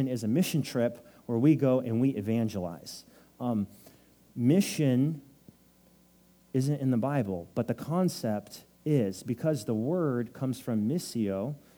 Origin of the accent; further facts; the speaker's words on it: Nipomo, California, United States; now in San Luis Obispo, United States; I'm from Napomo, right? It's 30 minutes south of here. It's a small town. When I was growing up, there were 6,000 people there with one stoplight